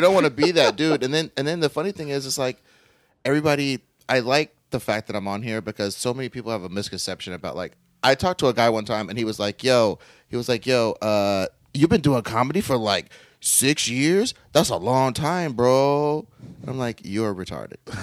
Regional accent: Kansas City, Missouri, United States; now in Los Angeles, United States; I'm from Kansas City, Missouri, and, uh, my Missouri experience was like, you're just a fucking weirdo, man

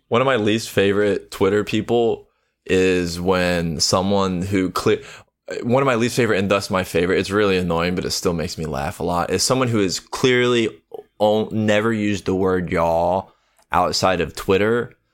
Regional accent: the American South, United States; I am from the American South

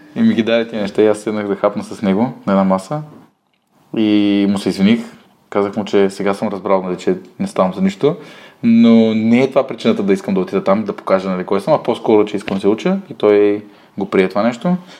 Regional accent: Bulgaria; аз пък съм от България

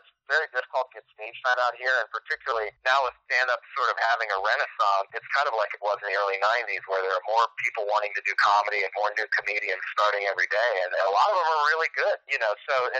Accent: East Coast, United States; moved away as an adult; also born or lived in Midwest; now in Los Angeles, United States; growing up on the East Coast

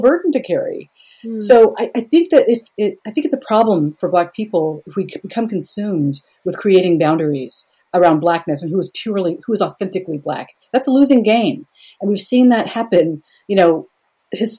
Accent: United States; I am an American.

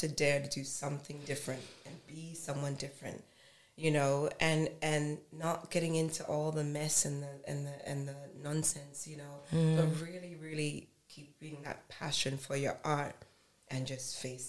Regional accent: Nigeria; And I'm going to say it because I'm Nigerian.

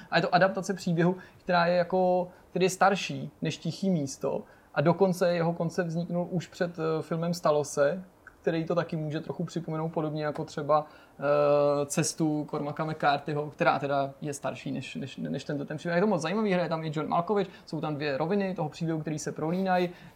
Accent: Czechia

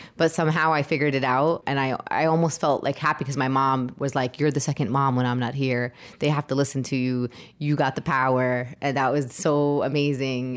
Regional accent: New York City, New York, United States; I was born and raised in Brooklyn

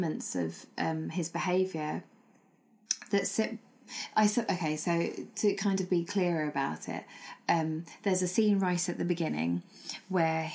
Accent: London, United Kingdom; So my heritage is Sri Lankan, but I grew up in Britain and that's how I define myself. But I grew up in London

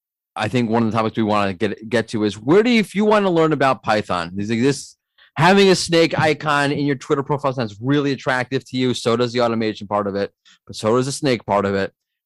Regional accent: United States; accent: American; But my accent is still very much American.

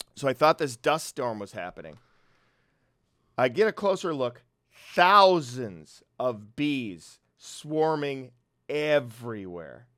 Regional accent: Brooklyn Park, Minnesota, United States; I'm from Minnesota, Brooklyn Park, uh, The, it's a small town in the northwest suburbs of Minnesota

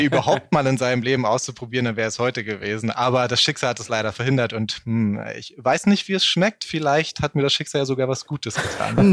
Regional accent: Berlin, Germany; ich komme hier aus Berlin

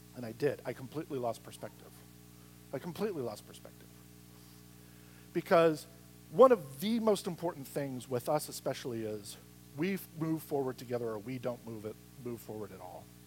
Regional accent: Midwest, United States; when I was growing up in the Midwest, in that society at the time, and with my extended family

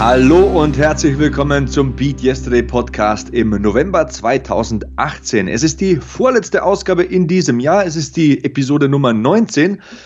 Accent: Lower Bavaria, Germany; moved away; meine Eltern, die haben große Grundstücke, da wo ich herkomme, in Niederbayern und in Passau

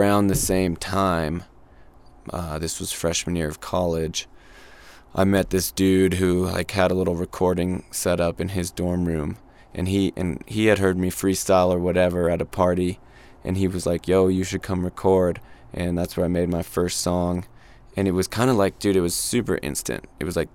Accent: Santa Fe, New Mexico, United States; I grew up here in Santa Fe

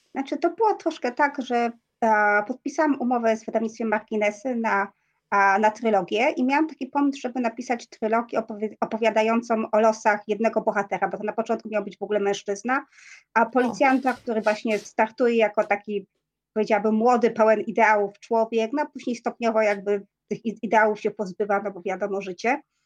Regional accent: Silesian Voivodeship, Poland; first language Polish; ja jestem ślązaczką z urodzenia, natomiast ja nie mówię po, po śląsku niestety

